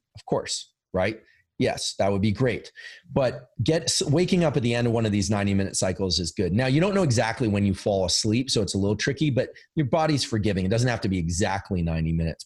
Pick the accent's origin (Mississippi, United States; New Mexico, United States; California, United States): California, United States; Silicon Valley; I'm from Silicon Valley. I live in Silicon Valley